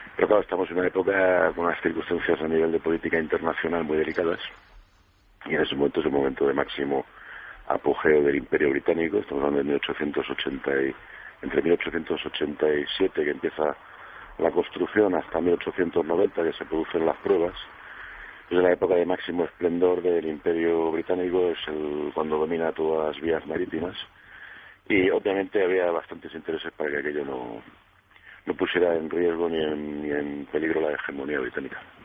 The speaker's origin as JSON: {"language": "Spanish", "town": "Madrid", "region": "Community of Madrid", "country": "Spain", "said": "la mayor parte de la familia somos madrileños hoy en día"}